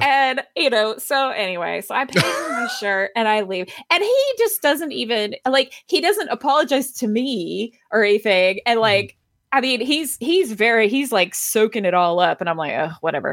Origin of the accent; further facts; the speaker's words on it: Athens, Georgia, United States; also born or lived in Atlanta, Georgia; I grew up in Athens